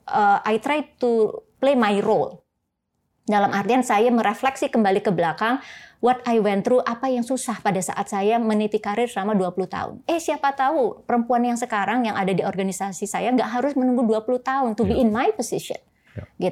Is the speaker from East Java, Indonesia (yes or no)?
yes; Surabaya, East Java, Indonesia; moved away as an adult; now in Jakarta, Indonesia; saya lahir dan besar di Surabaya